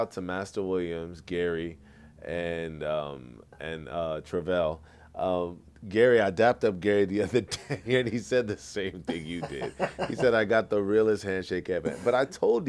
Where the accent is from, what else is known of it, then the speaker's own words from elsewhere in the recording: Nigeria; I am a Nigerian